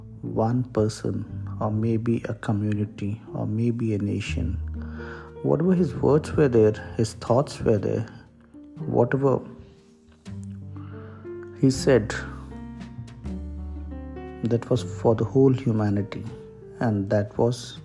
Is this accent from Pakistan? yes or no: no; India; I am an Indian